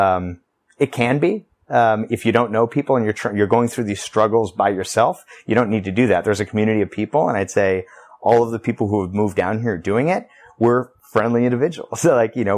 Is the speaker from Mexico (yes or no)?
yes; Tepic, Nayarit, Mexico; now in Nicaragua; I was born in Tepic, Nayarit, or near San Francisco in that area of Mexico